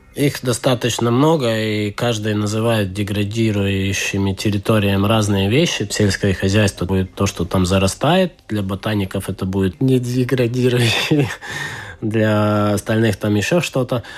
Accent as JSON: {"language": "Russian", "country": "Estonia", "accent": "Estonian", "second_language": "Russian", "said": "слышите мой эстонский акцент уже. Это оттуда"}